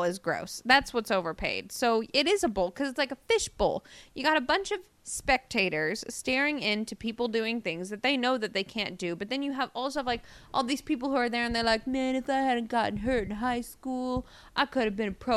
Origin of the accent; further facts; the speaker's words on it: Indiana, United States; I grew up in Indiana